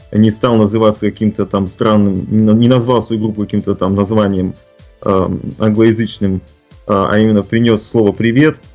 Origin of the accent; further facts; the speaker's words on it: Russia; born there; moved away; как человек, который приехал из России, который нес вот это зерно, э, и то, что я э, горд тем, что я родился в России